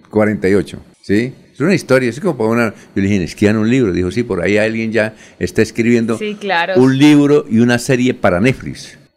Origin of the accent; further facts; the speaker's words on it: Barichara, Santander, Colombia; en mi tierra Barichara